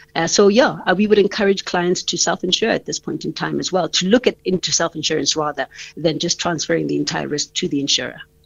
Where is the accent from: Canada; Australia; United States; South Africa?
South Africa; as a South African